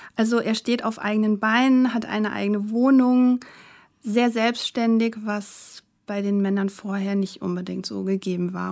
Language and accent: German; a village in Hesse, Germany; also born or lived in Frankfurt; Also ich bin in einem Dorf aufgewachsen in Hessen